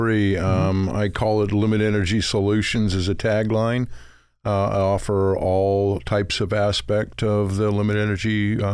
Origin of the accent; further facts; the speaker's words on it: Provo, Utah, United States; now in Oregon, United States; Out of Utah.